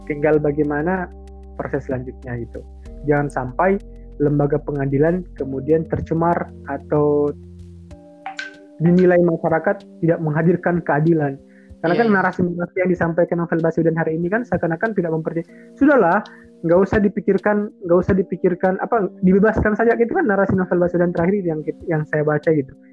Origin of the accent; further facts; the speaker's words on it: Manado, North Sulawesi, Indonesia; Sangat recommended banget kalau kamu datang ke daerah saya itu mencoba dabu-dabu atau sambal, sambal sambalnya Manado. Itu kan dabu-dabu itu sambal Manado.